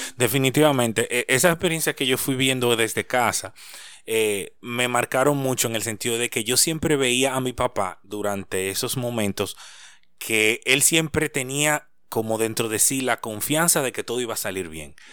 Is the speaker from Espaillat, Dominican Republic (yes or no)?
no; Santo Domingo, Distrito Nacional, Dominican Republic; Yo soy nacido en Santo Domingo, pero mis padres son de Higüey.